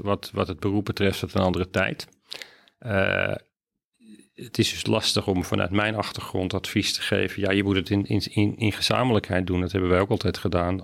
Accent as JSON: {"language": "Dutch", "town": "Amsterdam", "region": "North Holland", "country": "Netherlands", "tie": "born or raised there", "said": "Amsterdam. Geboren getogen opgeleid"}